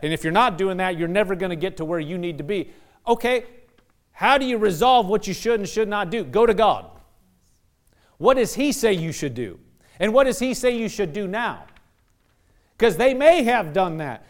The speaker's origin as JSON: {"language": "English", "region": "Nebraska", "country": "United States", "moved": "yes", "said": "I'm from Nebraska."}